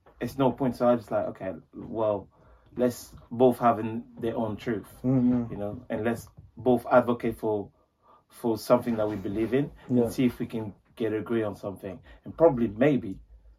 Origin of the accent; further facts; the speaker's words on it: France; now in United Kingdom; I'm from France